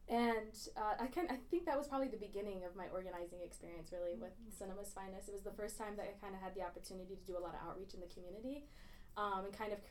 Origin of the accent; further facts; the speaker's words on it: Grand Blanc, Michigan, United States; Um, I'm from Grand Blanc